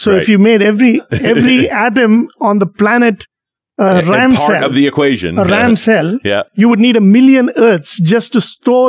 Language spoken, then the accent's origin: English; India; moved away; when I was a little kid growing up in India